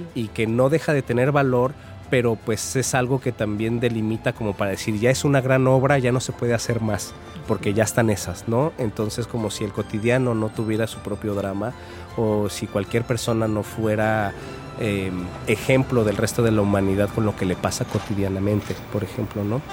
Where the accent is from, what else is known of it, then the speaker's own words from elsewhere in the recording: Mexico City, Mexico; moved away as an adult; also born or lived in Coatepec, Veracruz; now in Xalapa, Mexico; yo soy de la Ciudad de México, aunque ya ando este, bastantes años fuera de ella